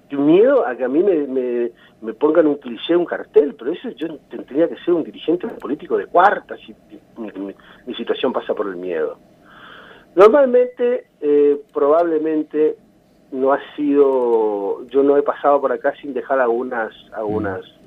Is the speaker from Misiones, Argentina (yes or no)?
yes; Concepción de la Sierra, Misiones, Argentina; yo me crié en San Isidro, que es la zona rural de Concepción